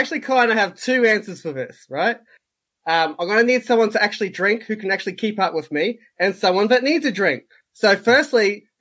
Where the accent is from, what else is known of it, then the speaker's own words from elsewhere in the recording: Australia; I'm Australian